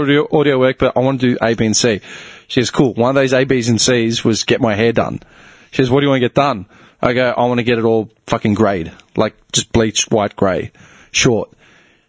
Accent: Melbourne, Victoria, Australia; I'm from Melbourne

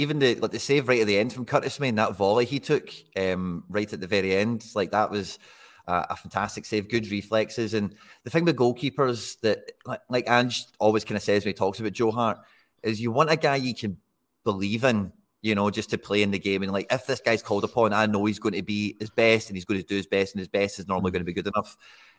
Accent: Dumbarton, Scotland, United Kingdom; with the greatest of respect to Greenock, and I'm from Dumbarton, so I don't really give Greenock too much respect to the best of times.

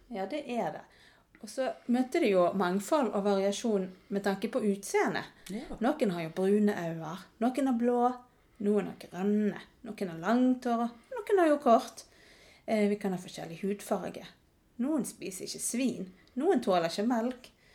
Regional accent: Norway; jeg er visst ganske norsk. Eh, det hadde jeg nok ikke kjent på hvis jeg bodde her hjemme i Norge

